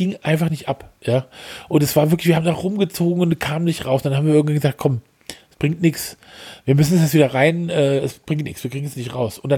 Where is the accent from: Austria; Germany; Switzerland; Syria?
Germany; Essen, North Rhine-Westphalia; ich bin aus Essen.